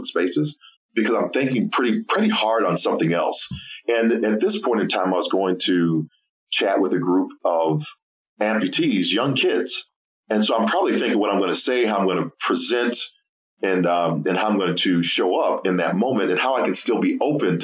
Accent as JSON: {"language": "English", "town": "Oak Park", "region": "Illinois", "country": "United States", "tie": "born or raised there", "said": "we grew up in the Chicagoland area, Oak Park, Illinois."}